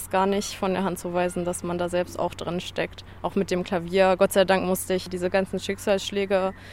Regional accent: Harz, Germany; Und ich wollte unbedingt diese Verbindung Harz hier haben, weil ich auch natürlich an meine Heimatregion gedacht habe.

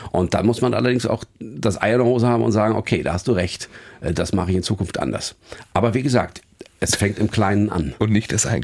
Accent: Northern Germany, Germany; Und als Norddeutscher kriegt man es ja auch oft genug von oben

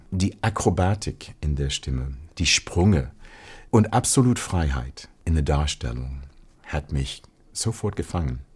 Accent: Ohio, United States; German is a second language; moved away as an adult; also born or lived in Connecticut / Paris; now in Hamburg, Germany; Ich komme aus Ohio.

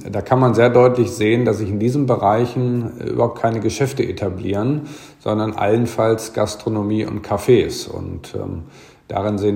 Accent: Garbsen, Lower Saxony, Germany; Ich komme aus Garbsen und ich als doch jetzt schon wesentlich ältere Frau als meine Freundin habe Sorge

